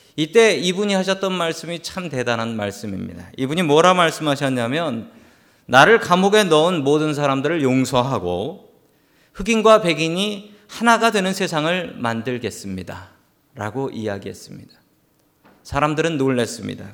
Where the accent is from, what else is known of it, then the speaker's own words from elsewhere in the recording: Seoul, South Korea; 저는 어릴 적에 서울 살았지만